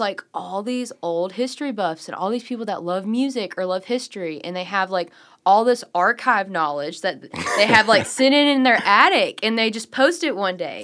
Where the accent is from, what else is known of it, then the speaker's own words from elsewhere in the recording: Walls, Mississippi, United States; also born or lived in Memphis, Tennessee; So I was born in Memphis, but I grew up in the Delta in Walls, Mississippi.